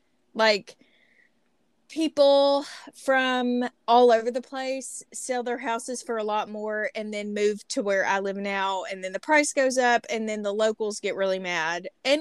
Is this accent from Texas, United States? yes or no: no; Southeast Arkansas, United States; also born or lived in Washington; now in Arkansas, United States; hey, y'all … We did just move here from Washington, but I am from Southeast Arkansas.